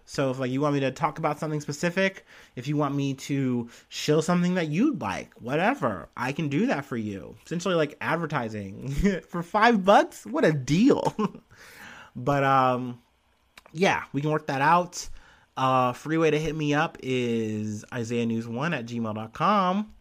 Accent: United States; I'm an American, I'm a person who's living and seeing the protests and stuff happening here

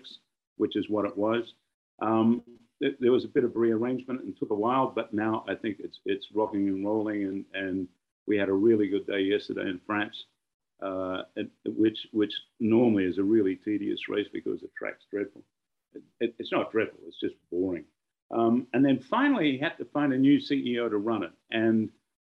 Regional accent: Australia; moved away; also born or lived in London; As you know, I'm an Australian out of London.

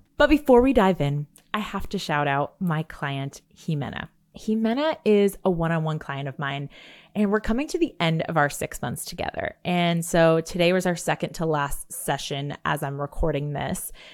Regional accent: New York, United States; I'm a New Yorker. I say, like, you guys

